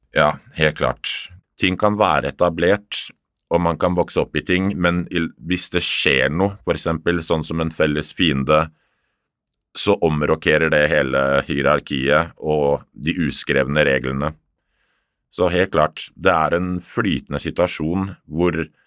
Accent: Oslo, Norway; Jeg er oppvokst midt i Oslo by, Torshov-gutt

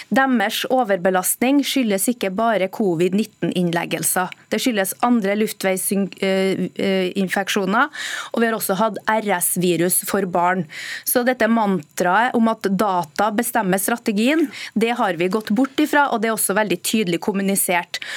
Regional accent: central Norway, Norway; I Midt-Norge, der jeg kommer fra

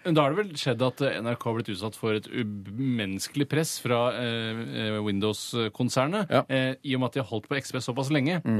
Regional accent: Norway; jeg er jo norsk

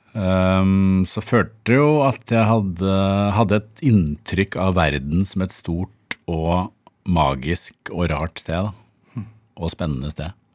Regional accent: Bærum, Akershus, Norway; Jeg vokste opp på Eiksmarka

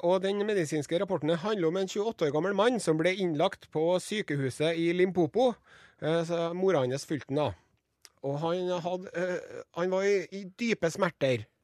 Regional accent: Trondheim, Trøndelag, Norway; som ekte trondhjemmer

